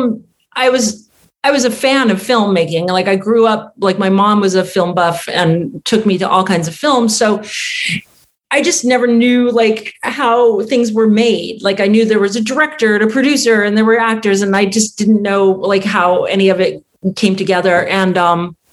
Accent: Tucson, Arizona, United States; moved away as an adult; also born or lived in New York; And I grew up in Tucson too.

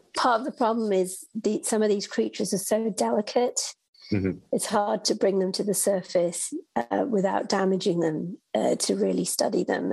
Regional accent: United Kingdom; moved away; I'm from the United Kingdom, and so I actually grew up uh, interested in space in astronomy and living in the UK

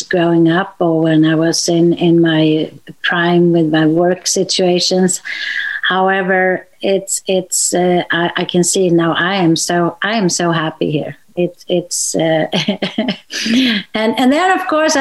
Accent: Sweden; I'm from Sweden

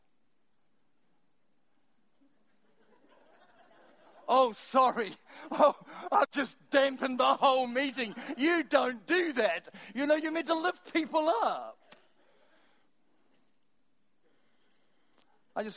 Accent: Timaru, Canterbury, New Zealand; I'm from Timaru

